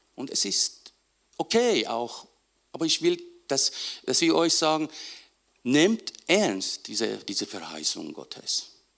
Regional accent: Iran; moved away; ich aus dem Iran

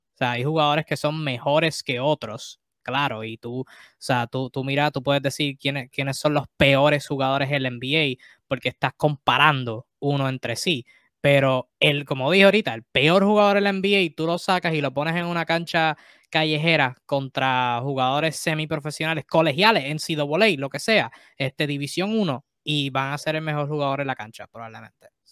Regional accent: Puerto Rico; yo soy de Puerto Rico y estoy en Puerto Rico

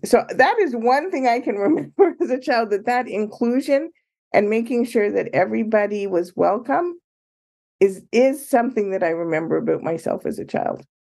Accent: Ottawa, and Toronto, Ontario, Canada; moved away as an adult; now in Chicago, United States; I grew up in Canada, Ottawa, and Toronto.

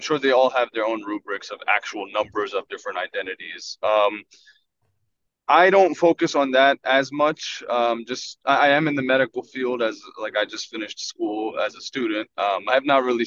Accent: Philadelphia, Pennsylvania, United States; I'm from the Philadelphia area

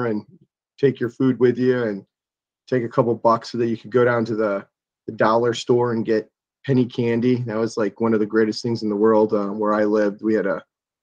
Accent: Columbia Station, Ohio, United States; I grew up in Lorain County in a small town called Columbia Station

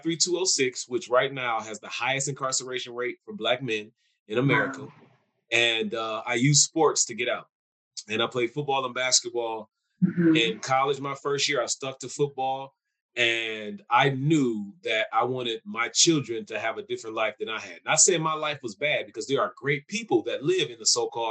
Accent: Milwaukee, Wisconsin, United States; also born or lived in Hawaii / New York / California; I always say I'm from Milwaukee and I've had the luxury to live in other places like Hawaii, New York, California, because my father was in the military

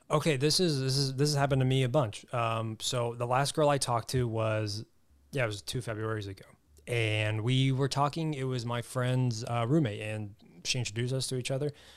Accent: Southwest Missouri, United States; moved away as an adult; now in Los Angeles, United States; I grew up in Southwest Missouri. Grew up on a farm

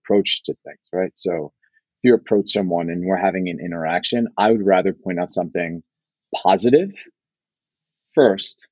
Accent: New York City, New York, United States; I grew up in the Bronx, one train all the way uptown.

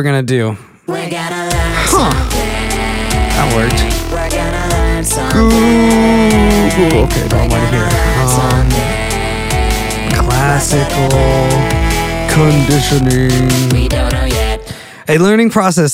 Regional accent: McKinney, Texas, United States; now in Sherman, United States; I spent the last like 18 years growing up in McKinney

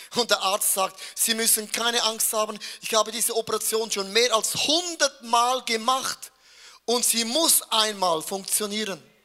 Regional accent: Switzerland; ich bin als ein Schweizer

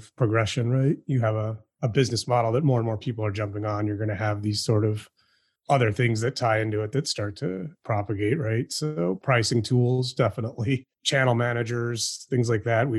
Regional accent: Chicago, Illinois, United States; moved away as an adult; now in Houston, United States; I was living in Chicago, which is my hometown

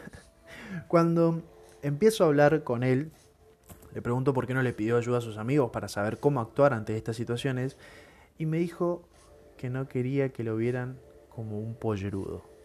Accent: Argentina; te inculcan desde chiquito, si sos argentino

